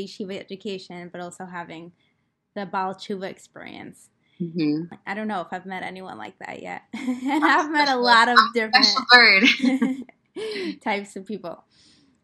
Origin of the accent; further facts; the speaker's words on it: Moscow, Russia; I grew up in Moscow